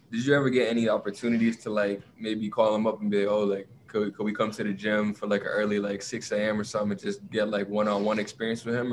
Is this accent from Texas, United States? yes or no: no; Providence, Rhode Island, United States; born and raised in Providence